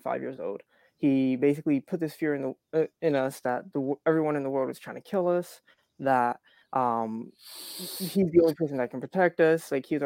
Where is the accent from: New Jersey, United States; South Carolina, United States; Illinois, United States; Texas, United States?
New Jersey, United States; Atlantic City; moved away as an adult; now in Florida, United States; I was originally from South Jersey. I grew up Atlantic City.